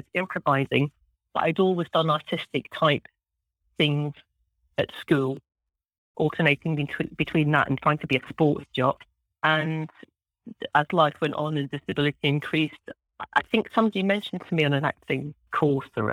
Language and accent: English; just outside Glasgow, Scotland, United Kingdom; I grew up in Scotland, just outside the city of Glasgow in the west coast of Scotland